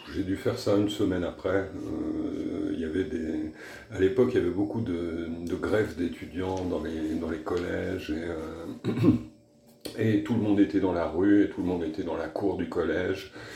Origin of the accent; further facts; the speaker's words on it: France; je suis français, que j'habite en France